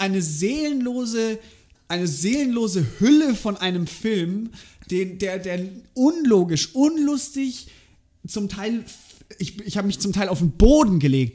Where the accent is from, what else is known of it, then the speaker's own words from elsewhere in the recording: Germany; bei uns in Deutschland